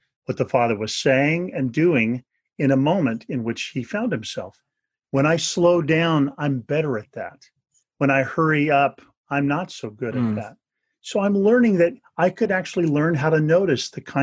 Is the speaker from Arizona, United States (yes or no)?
no; Northern California, United States; I grew up in Northern California